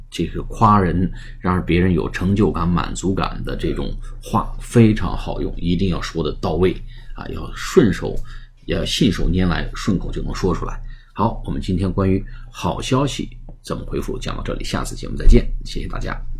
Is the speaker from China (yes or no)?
yes; China; 我们中国人